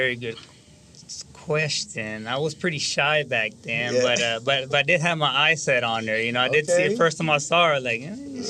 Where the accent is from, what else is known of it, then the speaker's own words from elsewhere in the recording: Fort Worth, Texas, United States; also born or lived in East Los Angeles, California; we're from Fort Worth. I was actually born in California, but I was raised in Fort Worth. Moved here when we were two, so I got here as fast as I could.